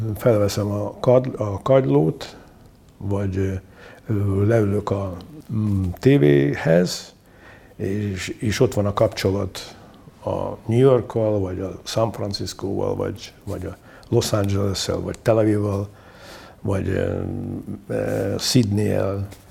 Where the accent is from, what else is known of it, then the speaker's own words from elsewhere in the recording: Mukachevo, Zakarpattia Oblast, Ukraine; moved away as an adult; also born or lived in Uzhhorod; now in Budapest, Hungary; itt születtem, itt, itt éltem 29, 29 évet.